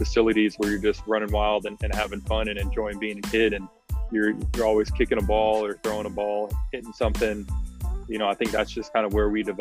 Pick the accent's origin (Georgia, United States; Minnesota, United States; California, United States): California, United States; Oakland; I grew up in Oakland, California